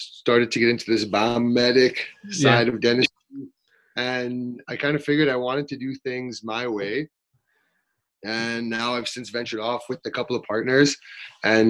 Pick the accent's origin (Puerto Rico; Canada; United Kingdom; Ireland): Canada; Winnipeg, Manitoba; I'm born and raised in Winnipeg, so staying nice, close to home